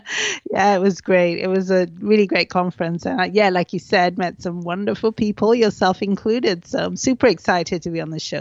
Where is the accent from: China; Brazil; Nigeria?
Nigeria; Lagos; moved away as an adult; also born or lived in London / eastern Nigeria / United Kingdom; I spent my childhood, or at least my formative years in Nigeria. We grew up in Lagos, which was at the time the commercial capital of Nigeria. And then we moved to the east, which is where I'm from. So Igbo is an eastern tribe.